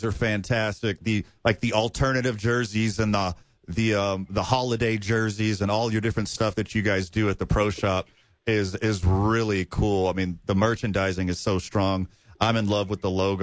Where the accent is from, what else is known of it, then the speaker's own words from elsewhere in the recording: Houston, Texas, United States; I grew up in Houston. Both sides of my family are from New Mexico